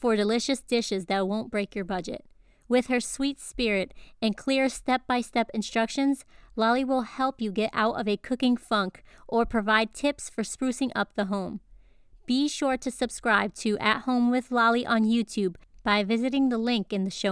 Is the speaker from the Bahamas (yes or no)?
no; Puerto Rico; my upbringing with being, you know, Puerto Rican